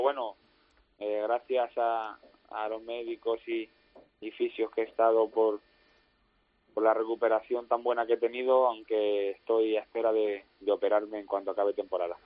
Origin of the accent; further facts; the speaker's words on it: Pepino, Castilla-La Mancha, Spain; also born or lived in Talavera de la Reina; nací en Talavera, aunque vivo en Pepino. Prácticamente al, al poco rato de nacer ya estaba aquí